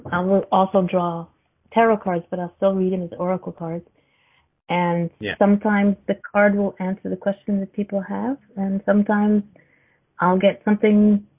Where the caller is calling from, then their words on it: Canada; I'm from Canada.